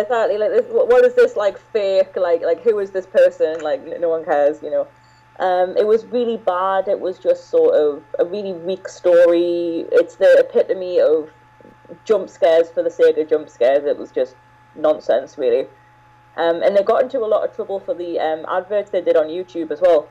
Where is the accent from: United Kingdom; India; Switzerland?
United Kingdom; England; I'm British and I've lived in, in England all my life